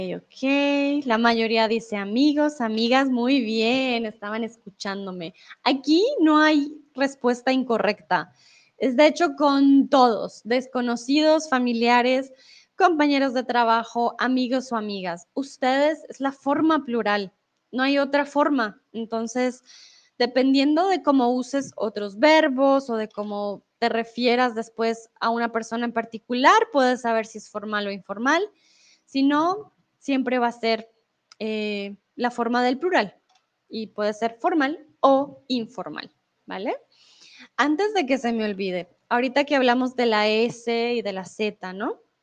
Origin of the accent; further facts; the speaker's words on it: Bogotá, Colombia; accent: Rolo; now in Mexico; soy Rola, soy de Bogotá, de la capital de Colombia